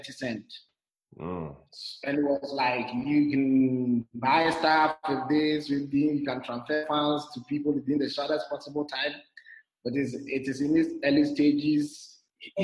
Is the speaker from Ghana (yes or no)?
yes; Ghana; moved away as an adult; also born or lived in Zimbabwe; now in Rwanda; I'm originally from Ghana, but since 2016, November, I've been traveling